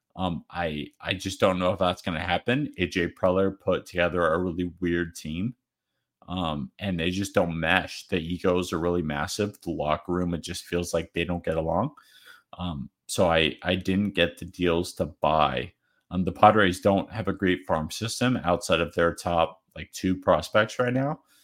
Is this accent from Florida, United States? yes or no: no; Arizona, United States; I'm a D-backs fan, we're D-backs fans, we're from Arizona